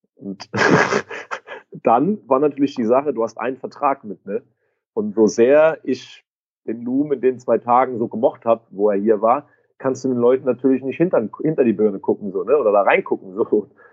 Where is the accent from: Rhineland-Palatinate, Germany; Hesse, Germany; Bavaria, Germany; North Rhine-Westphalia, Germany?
Rhineland-Palatinate, Germany; Gückingen; in meiner Heimat in Gückingen